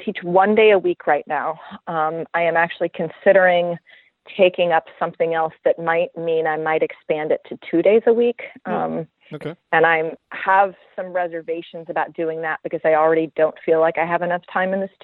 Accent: St. Louis, Missouri, United States; now in Brooklyn, United States; I grew up there, so I've got a good network there. So I've done a lot of portrait work in St. Louis

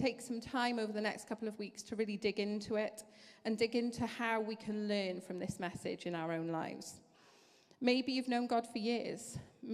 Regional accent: Wales, United Kingdom; accent: Welsh

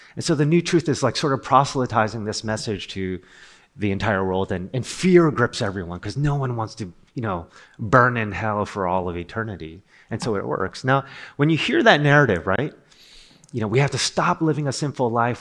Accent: Rutherford, New Jersey, United States; I'm from Rutherford, New Jersey.

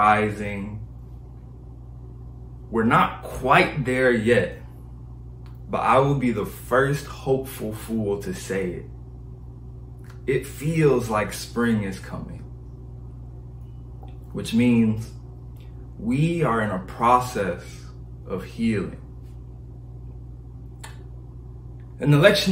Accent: Detroit, Michigan, United States; I'm from Detroit, Michigan. It's cold there

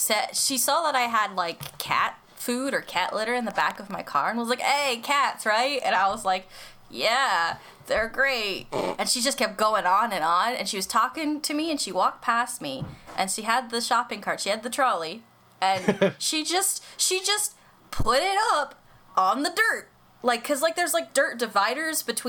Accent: United States; we're just American.

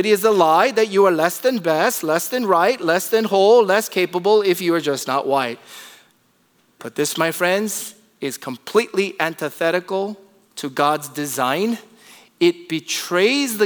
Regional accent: Torrance, California, United States; also born or lived in Seoul, South Korea; Torrance in Southern California

